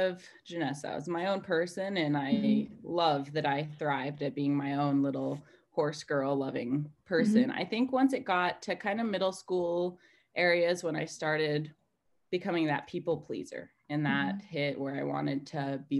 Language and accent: English; Montana, United States; I'm from Montana in the United States, and I kind of grew up more on a farm